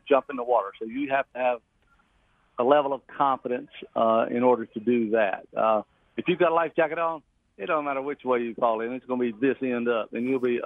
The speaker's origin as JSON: {"language": "English", "region": "North Carolina", "country": "United States", "said": "we've been farmers here, since the middle 1700s when we came over from Scotland and Ireland"}